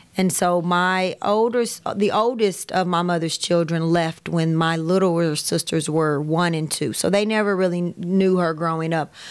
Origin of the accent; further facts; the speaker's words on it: Kansas City, United States; I grew up all around Kansas City.